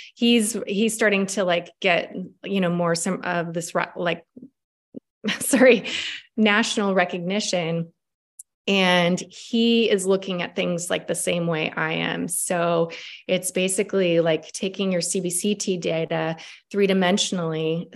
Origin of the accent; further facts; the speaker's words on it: Washington, United States; we're both from Washington State